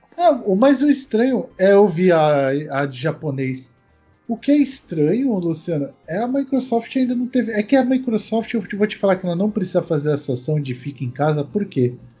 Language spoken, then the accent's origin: Portuguese; Brazil; a gente é brasileiro